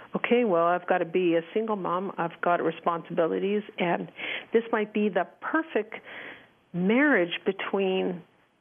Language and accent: English; Montreal, Quebec, Canada; moved away as an adult; now in Calgary, Canada; So I currently live in Calgary, Alberta, Canada. I've been here since I was in my early 20s. We're originally from Montreal. I grew up in a typical family